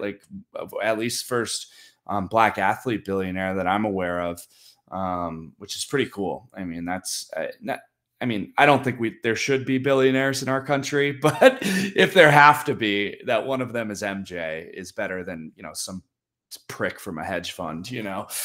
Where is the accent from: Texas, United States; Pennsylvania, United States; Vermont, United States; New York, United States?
New York, United States; my hometown team of so many championships